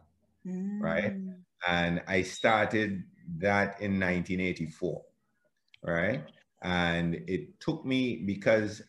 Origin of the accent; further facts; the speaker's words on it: Antigua & Barbuda; I was born in Antigua, grew up in the little village called Michael's Village